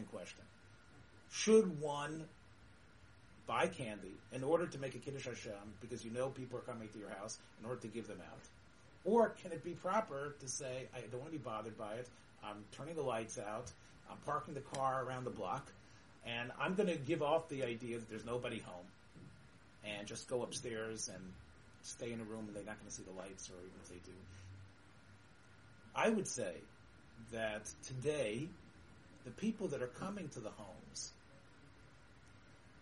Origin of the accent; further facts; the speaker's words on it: Memphis, Tennessee, United States; when I was growing up in Memphis, and we didn't have a block that was stacked with Jews